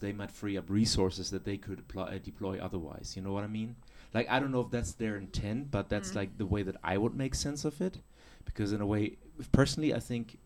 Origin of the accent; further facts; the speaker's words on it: Germany; now in Chile; my home country of Germany